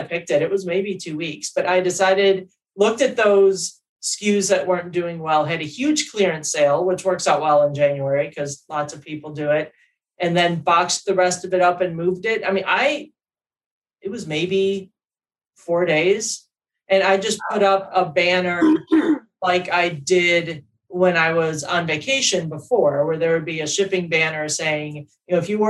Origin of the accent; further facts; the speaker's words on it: Chicago, Illinois, United States; now in Detroit, United States; I'm from Chicago.